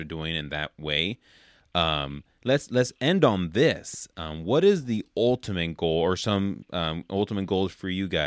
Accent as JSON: {"language": "English", "town": "Oakland", "region": "California", "country": "United States", "tie": "born or raised there", "said": "I grew up in the Oakland area in California"}